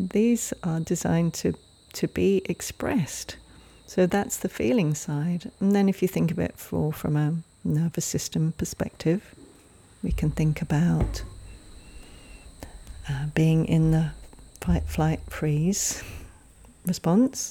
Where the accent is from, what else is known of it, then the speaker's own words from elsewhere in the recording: England, United Kingdom; I grew up in England, you probably can tell from my accent, and back in the day, I was a child in the 70s.